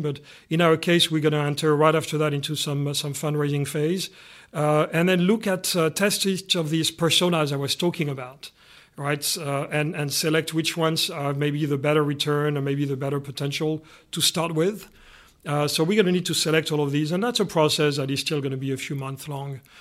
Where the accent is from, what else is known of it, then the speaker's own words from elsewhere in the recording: Canada; being Canadian here